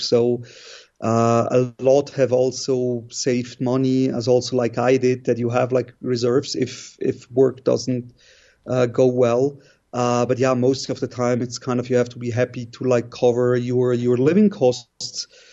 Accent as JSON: {"language": "English", "country": "Switzerland", "tie": "born or raised there", "moved": "as an adult", "lives_now": "Kabul, Afghanistan", "said": "I was born and raised in Switzerland, uh, studied also there."}